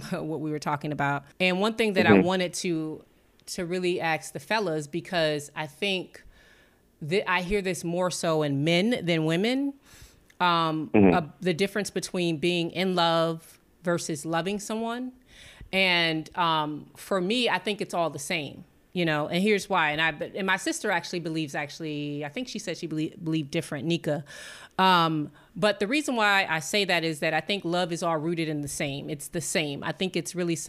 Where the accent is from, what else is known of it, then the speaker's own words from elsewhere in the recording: Washington, District of Columbia, United States; also born or lived in New York; now in US South; when they say where you're from, I would say DC, that's my hometown